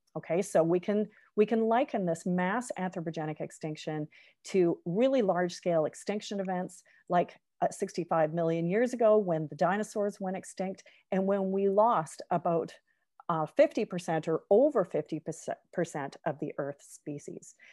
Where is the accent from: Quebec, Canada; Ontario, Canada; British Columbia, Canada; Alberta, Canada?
British Columbia, Canada; Victoria; I grew up in Victoria on, uh, the, uh, west coast of Canada